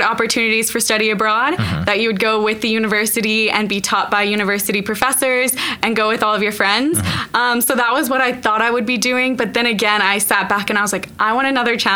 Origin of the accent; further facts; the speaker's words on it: Arcadia, Oklahoma, United States; also born or lived in Southern California / Australia; now in Oklahoma City, United States; I was born in Arcadia, which is right outside Edmond. I went to the same school, same church, and same house my whole life up until 18.